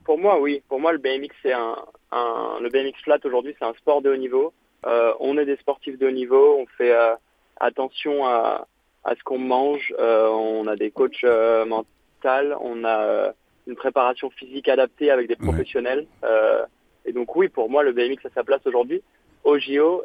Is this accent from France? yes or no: yes; Paris, Île-de-France, France; also born or lived in New York, United States; je viens de Paris